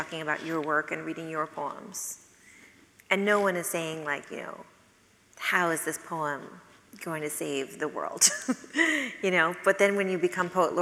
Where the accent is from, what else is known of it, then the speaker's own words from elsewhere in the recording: Sonoma, California, United States; I'm from Sonoma, California